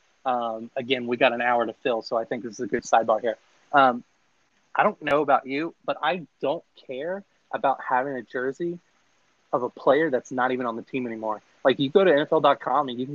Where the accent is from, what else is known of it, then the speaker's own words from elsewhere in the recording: Florida, United States; born and raised in Florida